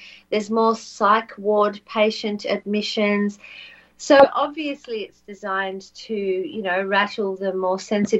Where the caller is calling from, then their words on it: Australia; because I'm ringing from Australia